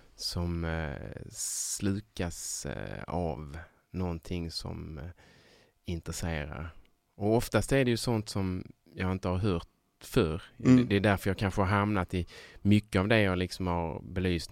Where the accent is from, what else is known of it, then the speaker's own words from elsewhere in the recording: Sjöbo, Skåne, Sweden; moved away; Där mm. kommer jag, där är jag uppväxt